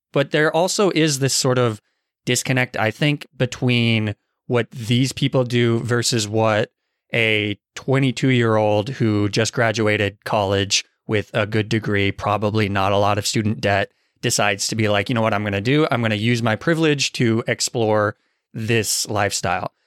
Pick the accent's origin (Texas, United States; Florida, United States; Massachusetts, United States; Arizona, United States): Arizona, United States; moved away; I'm from Arizona